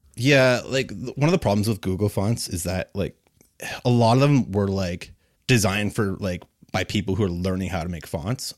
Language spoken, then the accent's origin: English; Kitchener, Ontario, Canada; I'm a designer from Kitchener, Waterloo